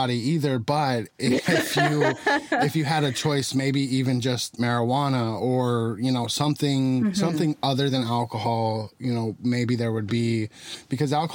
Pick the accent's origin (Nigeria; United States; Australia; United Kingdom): United States; Tucson, Arizona; moved away; Tucson is my hometown. That's where I'm originally from